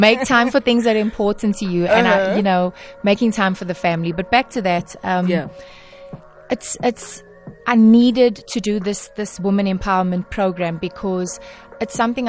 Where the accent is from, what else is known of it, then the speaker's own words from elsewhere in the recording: Durban, KwaZulu-Natal, South Africa; I will always be that girl from Wentworth, from Durban